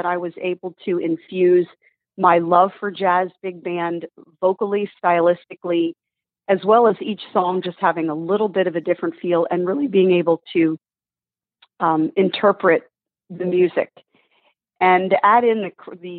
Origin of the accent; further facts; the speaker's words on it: Northeast, United States; I grew up in the Northeast